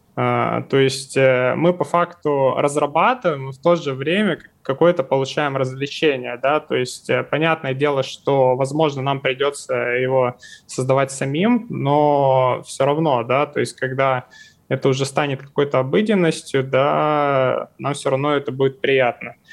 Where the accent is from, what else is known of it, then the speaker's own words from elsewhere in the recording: Far East, Russia; я вот, например, с Дальнего Востока, у нас тут вообще все плачевно с зарплатами